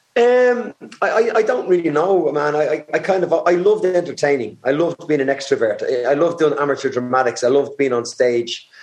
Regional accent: Dublin, Leinster, Ireland; growing up in Dublin

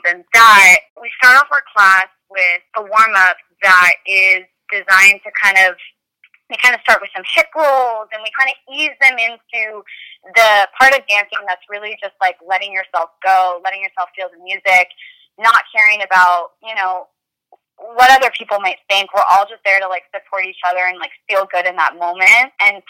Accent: Danville, California, United States; now in Los Angeles, United States; but I grew up in the Bay Area in a small town called Danville, California. I moved to LA about 10 years ago to attend UCLA.

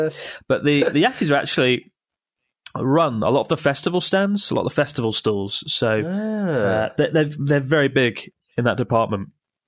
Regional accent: Canada; All right, … … from Canada.

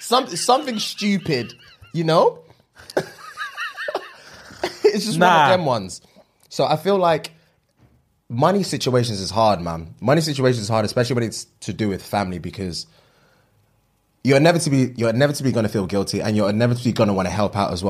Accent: Nigeria; As soon as you said, if you haven't guessed already, I'm Nigerian, I can obviously empathize and understand the situation

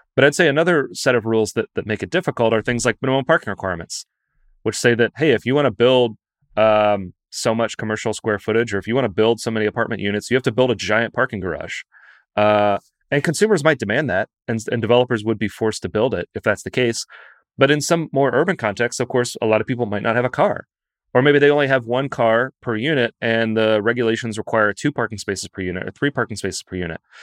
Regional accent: Lexington, Kentucky, United States; moved away; I'm from Lexington

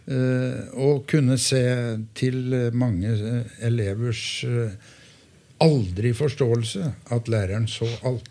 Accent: Gjøvik, Innlandet, Norway; now in Hamar, Norway; jeg hadde min barndom på godsida, jeg. Ja. Jeg er jo fra Gjøvik.

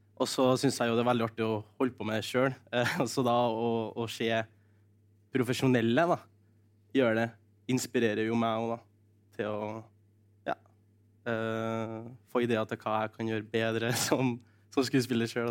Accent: Norway; kulturskolen i Ressa, der jeg kommer fra

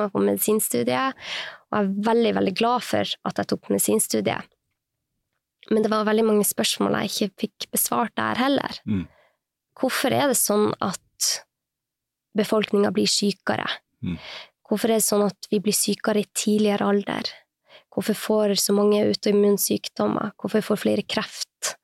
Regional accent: Sortland, Nordland, Norway; also born or lived in United States; now in Oslo, Norway; Jeg er fra Nord-Norge. Jeg er fra Sortland i Vesterålen

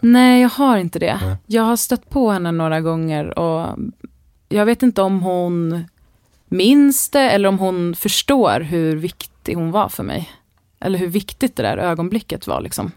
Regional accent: Täby, Stockholm County, Sweden; jag är uppvuxen i Täby mm. norr om Stockholm

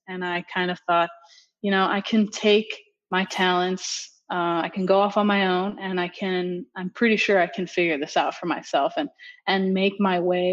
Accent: Miami, Florida, United States; also born or lived in Dominican Republic; Miami girl through and through. I've been here pretty much my whole life

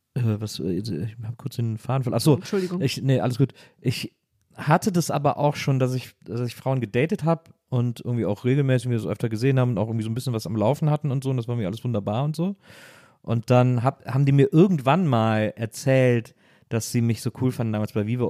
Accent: Wesseling, North Rhine-Westphalia, Germany; bei uns in Wesseling mal Abi-Gag war am Gymnasium

